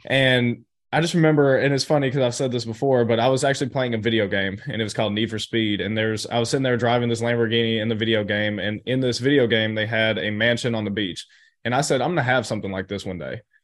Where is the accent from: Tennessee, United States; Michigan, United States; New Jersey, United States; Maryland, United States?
Tennessee, United States; Chattanooga; I grew up in Chattanooga, Tennessee